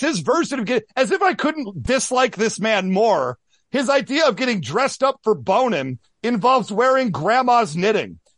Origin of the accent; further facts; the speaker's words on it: Midwest, United States; growing up in the Midwest